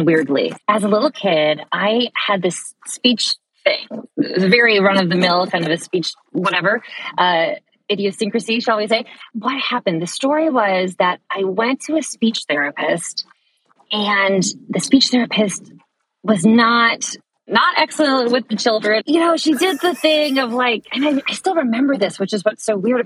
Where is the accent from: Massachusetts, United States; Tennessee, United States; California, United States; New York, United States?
Massachusetts, United States; Boston; I'm from the Boston area. So I grew up going to NEC Prep, which is a really great pre-college program here at New England Conservatory